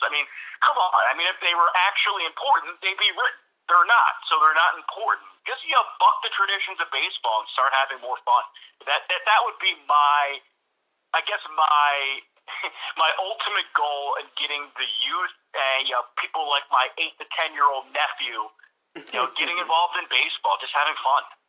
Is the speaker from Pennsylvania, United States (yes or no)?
yes; Philadelphia, Pennsylvania, United States; I grew up in Philadelphia